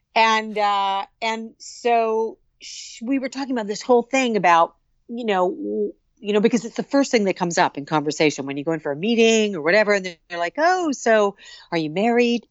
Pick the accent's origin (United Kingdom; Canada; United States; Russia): Canada; Muskoka, Ontario; I grew up in Muskoka, on Lake